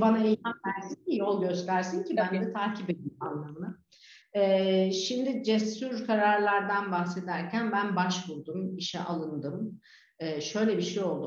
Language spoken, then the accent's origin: Turkish; Turkey; moved away as an adult; also born or lived in Netherlands; now in Fethiye, Turkey; kendi memleketime gidip gelebileceğim